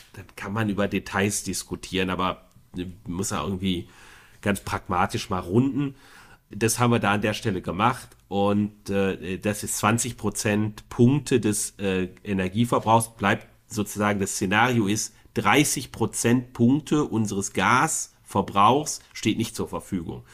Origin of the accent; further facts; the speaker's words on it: Bonn, North Rhine-Westphalia, Germany; als Bonner